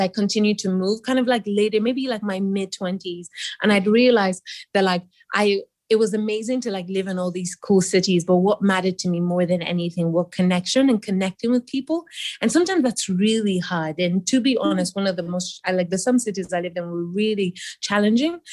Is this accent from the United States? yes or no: no; Nigeria; I grew up in Nigeria